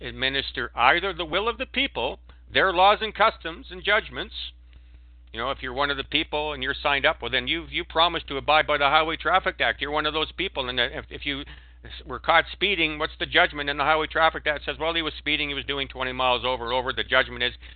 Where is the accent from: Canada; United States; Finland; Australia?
Canada; When I was a Canadian, I was identified as a Canadian